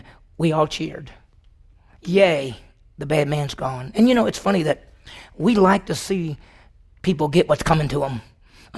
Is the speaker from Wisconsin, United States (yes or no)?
no; Mississippi, United States; also born or lived in Dallas, Texas; now in Stillwater, United States; I grew up in Mississippi